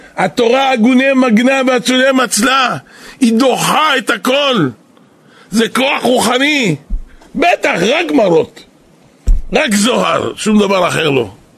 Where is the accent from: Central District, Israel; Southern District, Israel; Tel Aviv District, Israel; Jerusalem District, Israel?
Jerusalem District, Israel; Jerusalem; אנחנו פה גדלנו